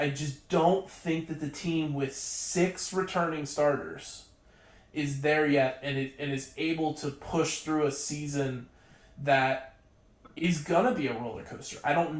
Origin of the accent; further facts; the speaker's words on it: Central Pennsylvania, United States; moved away; I grew up in Central Pennsylvania. I was a Penn State fan.